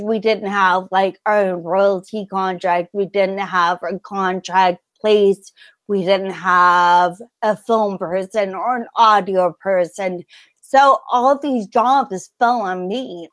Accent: California, United States; I wasn't born on the West Coast, I was raised in California in the 90s

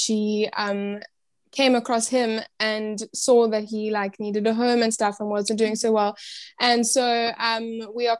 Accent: Cape Town, Western Cape, South Africa; I'm from South Africa, Cape Town, South Africa.

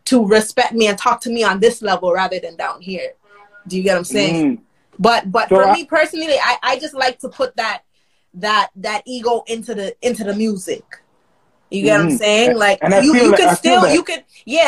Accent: Toronto, Ontario, Canada; Nigerian, but born, raised in the West End of Toronto

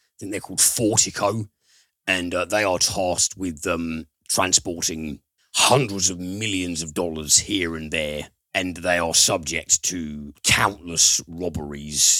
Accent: United Kingdom; we're British

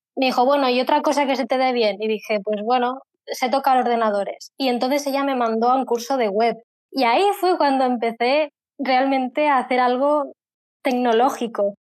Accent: Spain; soy de España

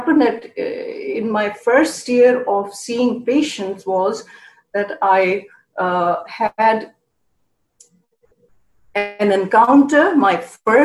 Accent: Karachi, Sindh, Pakistan; moved away as an adult; also born or lived in Buffalo, New York; now in United States; I grew up in Karachi, Pakistan

